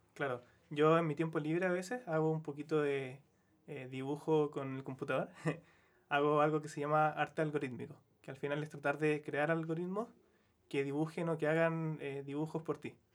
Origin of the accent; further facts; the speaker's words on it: Quillota, Valparaíso, Chile; moved away as an adult; now in Santiago, Chile; yo soy de Quillota, entonces para mí igual fue un cambio más o menos grande irme como de región, del campo, a Santiago